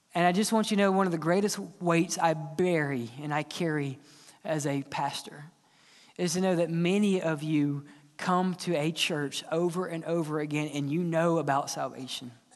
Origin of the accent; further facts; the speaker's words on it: Mississippi, United States; growing up in Mississippi